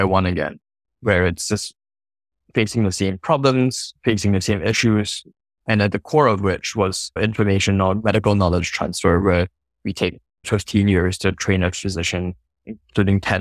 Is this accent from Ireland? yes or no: no; Singapore; I'm originally from Singapore, grew up really middle class